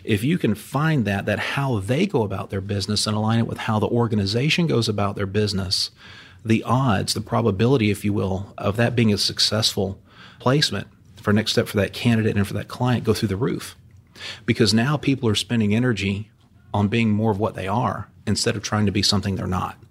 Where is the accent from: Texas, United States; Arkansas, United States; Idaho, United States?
Texas, United States; Houston; was here in Houston as a kid growing up in the Houston area with my dad